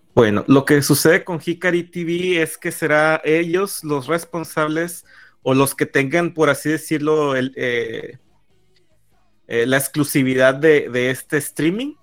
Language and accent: Spanish; northern Mexico, Mexico; como buen norteño